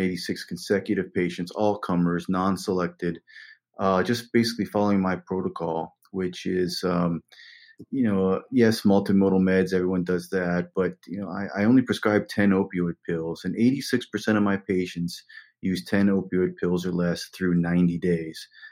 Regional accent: West Virginia, United States; now in New York, United States; I'm from West Virginia, a small cinder block house in West Virginia. Had no money growing up

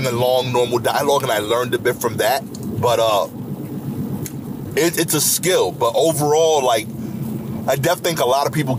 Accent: New York, United States; I grew up being a New Yorker

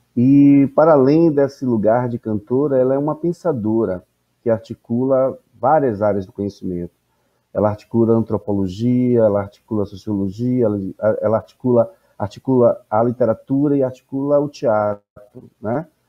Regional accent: Salvador, Bahia, Brazil; Eu sou de Salvador, é eu sou de Salvador, que para mim é recôncavo também

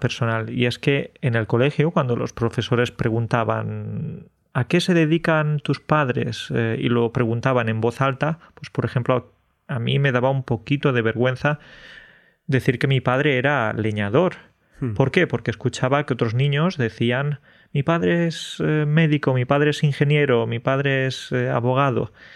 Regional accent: Andalusia, Spain; los andaluces somos exagerados

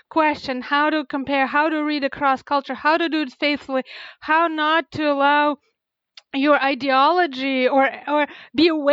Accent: Russia; now in United States; I grew up in Russia

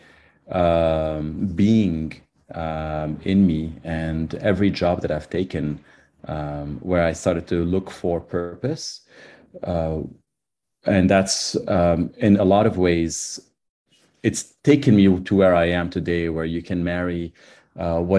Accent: Lebanon; moved away; I grew up in Lebanon, and I saw, actually in the middle of the Civil War

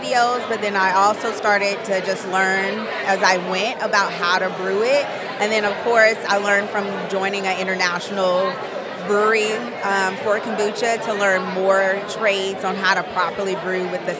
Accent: Atlanta, Georgia, United States; now in Tallahassee, United States; I am originally from Atlanta, Georgia, but I moved down here to Tallahassee.

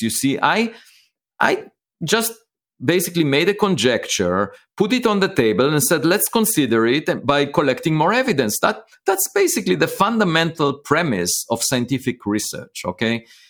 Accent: Israel; moved away; I was born in Israel

